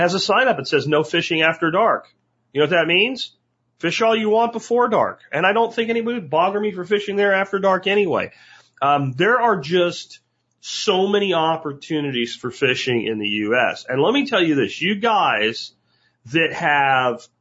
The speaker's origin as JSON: {"language": "English", "town": "Jacksonville", "region": "Florida", "country": "United States", "tie": "born or raised there", "also_born_or_lived": "Pennsylvania", "moved": "yes", "lives_now": "Texas, United States", "said": "I grew up in Jacksonville, Florida as a kid before the internet."}